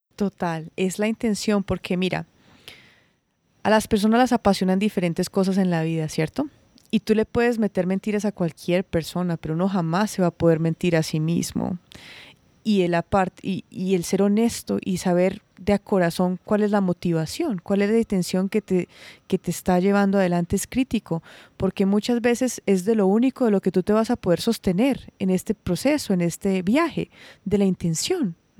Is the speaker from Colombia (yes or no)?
yes; Santuario, Risaralda, Colombia; Santuario es un pueblo chiquitito, es un pueblo pequeño